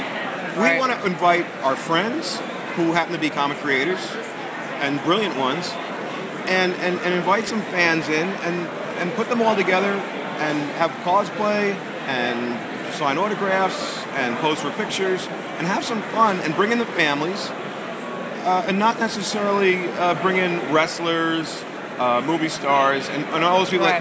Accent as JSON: {"language": "English", "town": "Asbury Park", "region": "New Jersey", "country": "United States", "tie": "born or raised there", "also_born_or_lived": "Newark, New Jersey", "said": "my childhood roots in Asbury Park, I was born in Newark"}